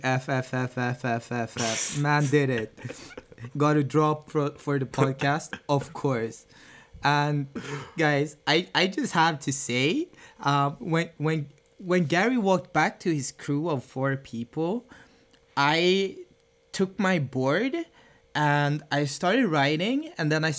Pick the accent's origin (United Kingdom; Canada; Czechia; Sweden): Sweden; also born or lived in Barbados; I'm half Finnish, half Beidan. I was born in Sweden. I was raised in between Sweden and Barbados